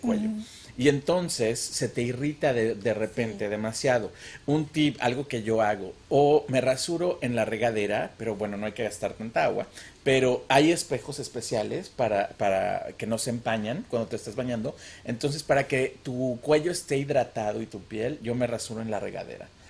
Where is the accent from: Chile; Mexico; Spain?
Mexico; Mexico City; also born or lived in Cuernavaca, Morelos; now in United States; yo nací en Cuernavaca, pero toda la vida viví en la Ciudad de México